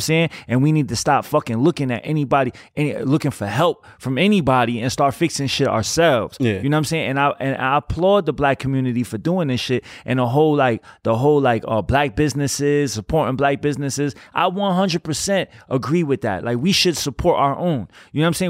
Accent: New York, United States; I'm, I'm from New York

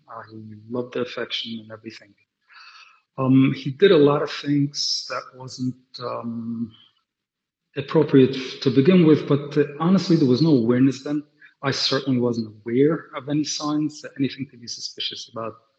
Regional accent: New York City, New York, United States; also born or lived in London; I grew up in Brooklyn, like I said before, and Williamsburg, to be specific. I'm a Willie boy.

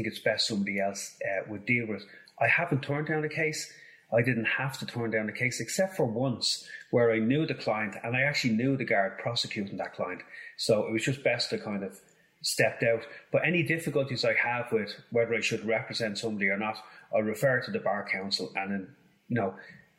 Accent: Dublin, Leinster, Ireland; I grew up in Finglas

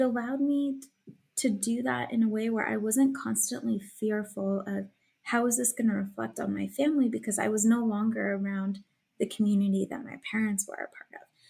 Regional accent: Illinois, United States; moved away as an adult; also born or lived in Pennsylvania; I was originally from Illinois

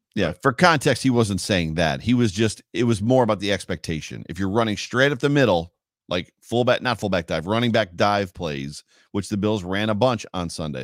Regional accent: New York, United States; I'm from New York and I talk really fast.

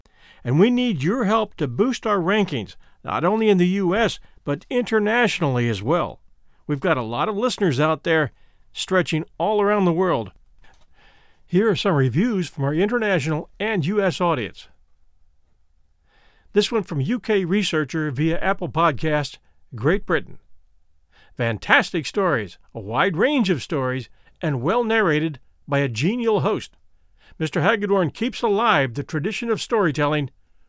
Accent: Australia; I am also Australian

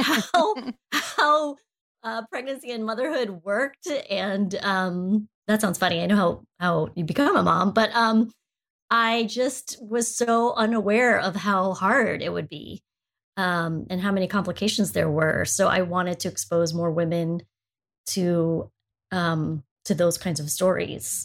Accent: United States; I'm Asian, I'm Filipino American

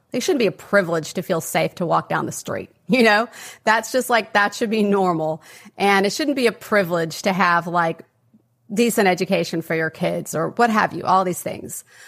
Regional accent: West Texas, United States; I grew up in West Texas, um, kind of a mid-sized city, very conservative environment

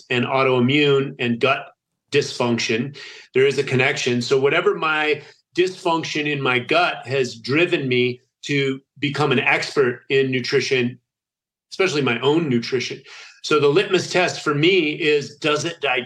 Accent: United States; also born or lived in Italy; being an American growing up on the standard American diet

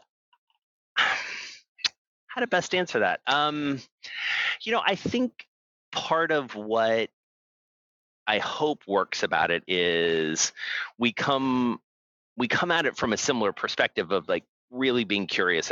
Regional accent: Atlanta, Georgia, United States; now in New York, United States; I grew up in Atlanta, I'm a Braves fan.

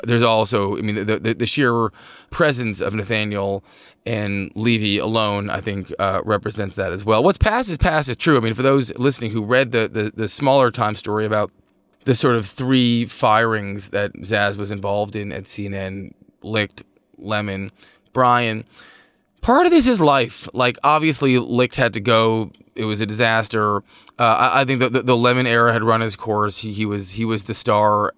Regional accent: Montclair, New Jersey, United States; my hometown of Montclair

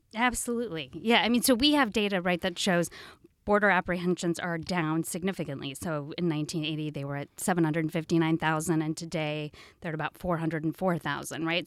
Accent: Oregon, United States; also born or lived in Washington, D.C.; now in Seattle, United States; I'm from Oregon, back to the Pacific Northwest

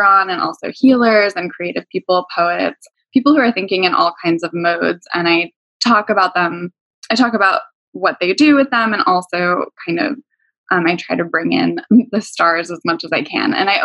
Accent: Pennsylvania, United States; also born or lived in New York / Los Angeles; now in New Jersey, United States; I grew up in Pennsylvania, but I lived in New York and LA and a bunch of other places. And now I live in New Jersey

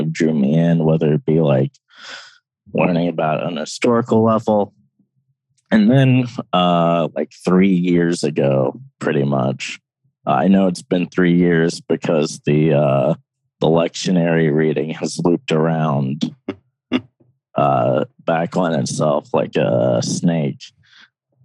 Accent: Loudondale, Appalachia, United States; I grew up in this small holler called Loudondale

